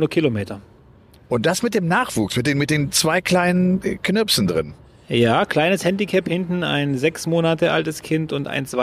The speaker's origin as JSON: {"language": "German", "town": "Freudenstadt", "region": "Baden-Württemberg", "country": "Germany", "tie": "born or raised there", "said": "nach Hause, dann meine ich jetzt nicht irgendein Dorf, aus dem meine Eltern kommen in Kroatien, sondern meine ich schon Freudenstadt."}